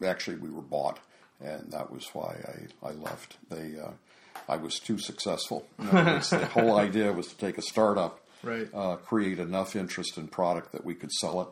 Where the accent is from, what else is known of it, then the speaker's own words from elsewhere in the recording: South Carolina, United States; South Carolina.